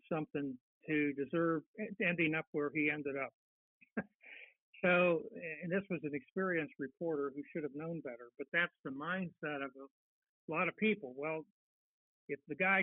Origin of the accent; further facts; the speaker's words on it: Northern Ohio, United States; I grew up in Northern Ohio, and when I was a little boy